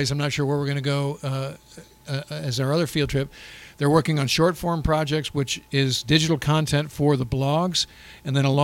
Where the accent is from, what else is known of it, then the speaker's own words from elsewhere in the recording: Fort Lauderdale, Florida, United States; I'm a midshipman second class. I'm from Fort Lauderdale, Florida